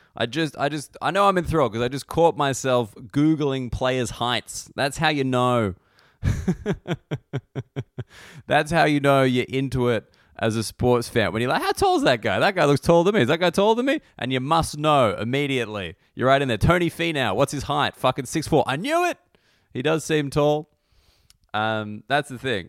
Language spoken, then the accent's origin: English; Australia; as an Australian sports fan